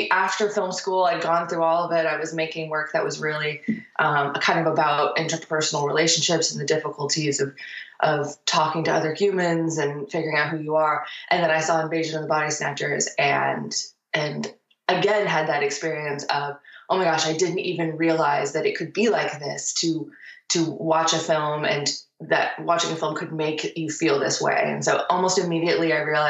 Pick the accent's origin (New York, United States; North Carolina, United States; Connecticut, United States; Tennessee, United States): Tennessee, United States; Nashville; moved away as an adult; also born or lived in Massachusetts; I'm from Nashville and left and assumed I would never return